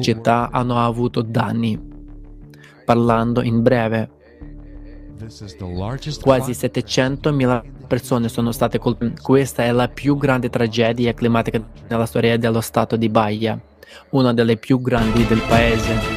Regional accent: Mozambique; vengo dal Mozambico

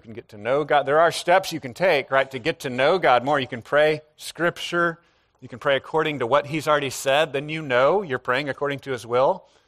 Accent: United States; as modern American people

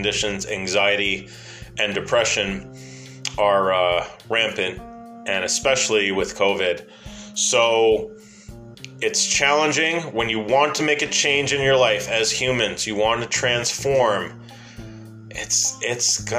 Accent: New York, United States; accent: New York; my New York accent

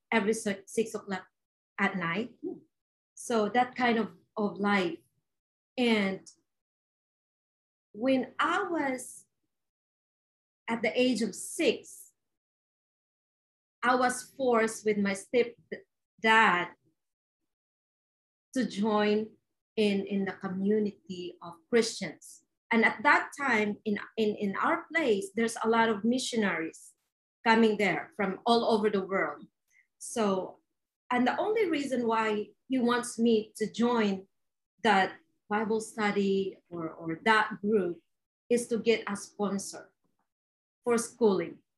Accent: Philippines; I was born and raised in the Philippines

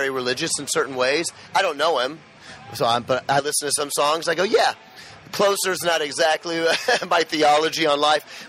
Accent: Memphis, Tennessee, United States; I grew up in Memphis, Tennessee, Bible Belt

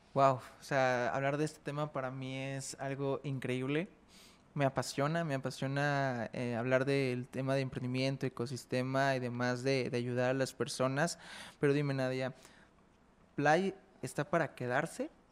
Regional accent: Jalisco, Mexico; somos de Jalisco

